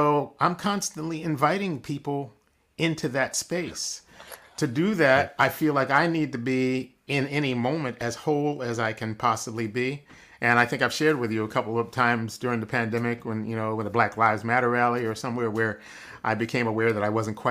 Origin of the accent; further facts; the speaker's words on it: Philadelphia, Pennsylvania, United States; The Black community that I grew up in Philadelphia early on